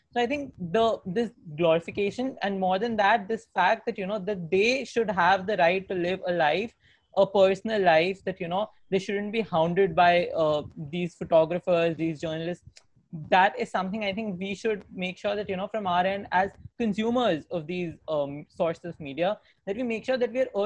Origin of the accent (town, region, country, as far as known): India